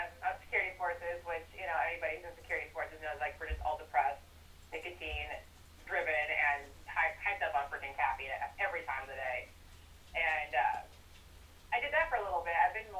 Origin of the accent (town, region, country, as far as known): Nebraska, United States; born or raised there